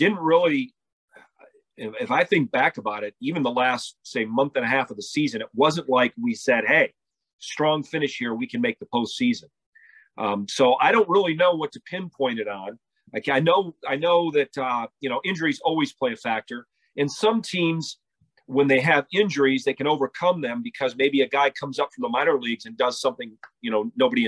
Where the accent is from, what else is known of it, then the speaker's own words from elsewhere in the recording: Jenison, Michigan, United States; I grew up in Jennison, which is a suburb of Grand Rapids